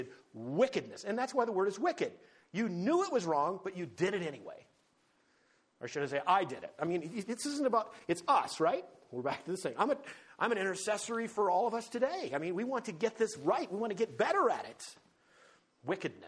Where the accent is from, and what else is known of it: United States